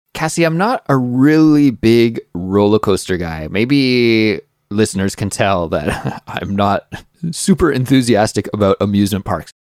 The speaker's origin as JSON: {"language": "English", "town": "Kelowna", "region": "British Columbia", "country": "Canada", "tie": "born or raised there", "said": "Growing up in my hometown, Kelowna, British Columbia, Canada"}